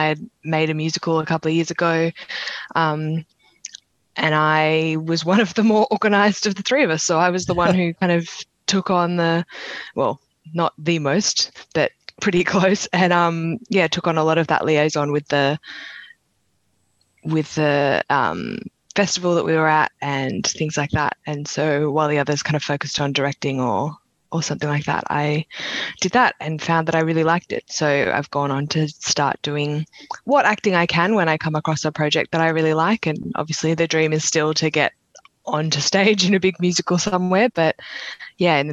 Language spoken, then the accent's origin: English; Sydney, New South Wales, Australia; So I'm from Sydney. I was born about 20 minutes away from where I'm sitting right now